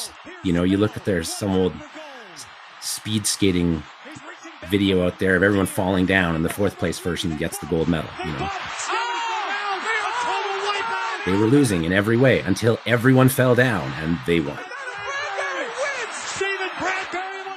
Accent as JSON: {"language": "English", "town": "Calgary", "region": "Alberta", "country": "Canada", "said": "I'm from Calgary"}